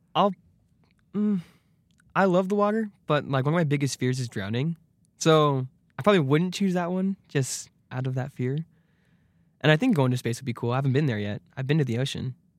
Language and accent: English; Arizona, United States; I'm from Arizona